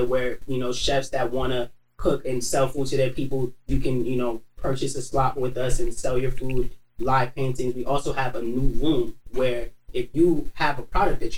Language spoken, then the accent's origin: English; New York City, New York, United States; growing up in Queens, it's different.